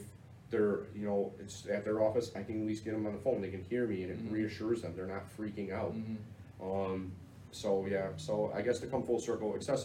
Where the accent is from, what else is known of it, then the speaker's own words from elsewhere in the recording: Chicago, Illinois, United States; I'm from the South Side